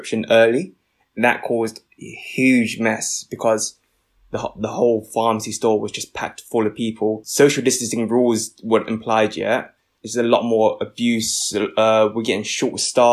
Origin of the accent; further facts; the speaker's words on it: London, United Kingdom; I'm a British-born Vietnamese pharmacist